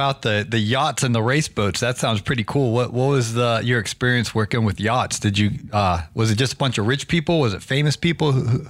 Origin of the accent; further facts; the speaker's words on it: Ohio, United States; I'm from Ohio.